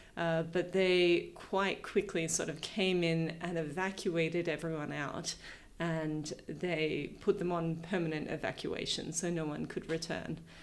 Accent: New South Wales, Australia; moved away as an adult; also born or lived in Reykjavik, Iceland; I grew up first inland in New South Wales from Sydney, but um, then from when I was about 11 till the end of high school, I was on the south coast of New South Wales

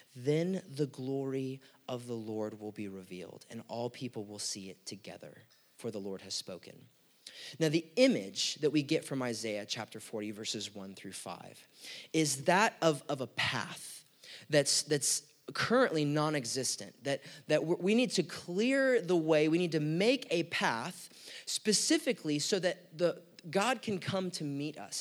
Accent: United States; we're American citizens

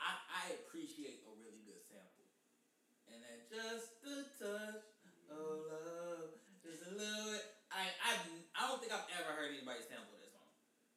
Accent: Dellwood, Missouri, United States; I'm from Delwood

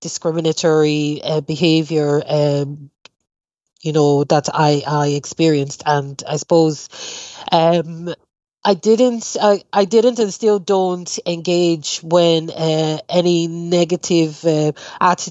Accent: Nigeria; moved away as an adult; now in Longford, Ireland; I was born and raised in Nigeria, and I moved to Ireland in 2003.

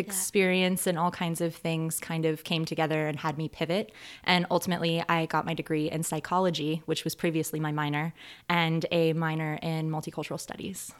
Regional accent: North Georgia, United States; moved away as an adult; now in Arcata, United States; southern town in Georgia that I grew up

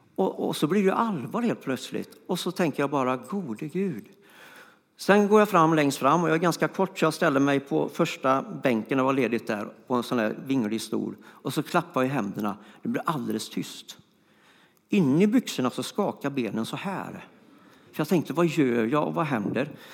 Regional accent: Floby, Västra Götaland, Sweden; moved away; also born or lived in Stockholm; jag kommer från Floby och då går man inte på gymnasiet så ofta

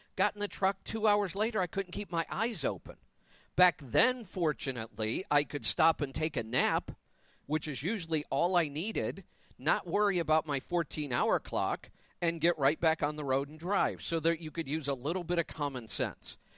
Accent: Ohio, United States; moved away as an adult; also born or lived in Florida; now in Colorado, United States; But I left Ohio for business reasons the first time. Grew up there, all my family's there

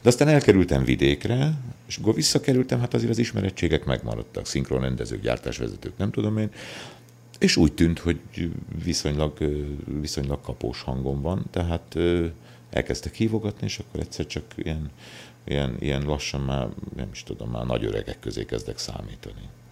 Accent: Kömlő, Heves, Hungary; also born or lived in Szolnok / Eger; Születtem falun Kömlőn, ez egy Heves megyei kis, ö, község.

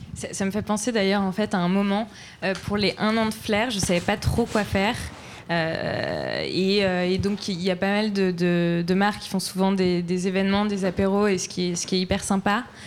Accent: Troyes, Grand Est, France; je viens de Troyes

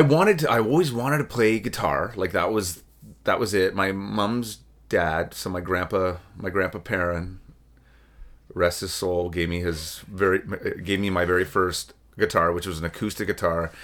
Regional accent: Oshawa, Ontario, Canada; moved away as an adult; now in Peterborough, Canada; I'm born and raised in Oshawa

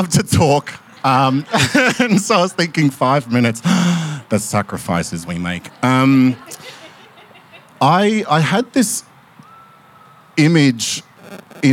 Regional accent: Derby, Western Australia, Australia; also born or lived in Kununurra, Australia / Broome, Australia; now in Melbourne, Australia; where I grew up in the Kimberley region of Western Australia

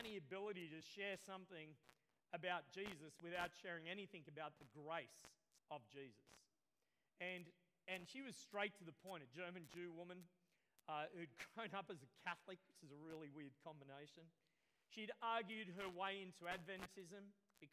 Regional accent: Australia; I grew up near Currumbong

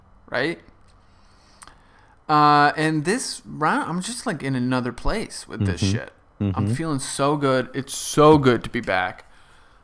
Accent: New England, United States; growing up in New England

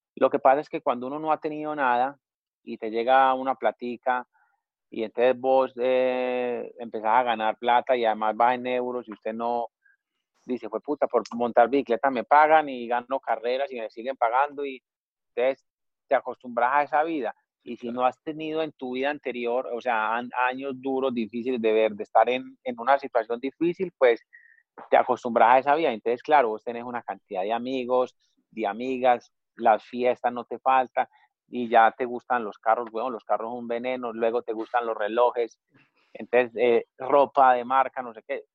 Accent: Colombia; moved away as an adult; uno como colombiano

